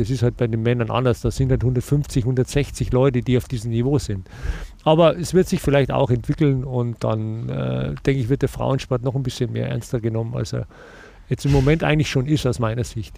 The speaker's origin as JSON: {"language": "German", "country": "Germany", "said": "bei uns in Deutschland"}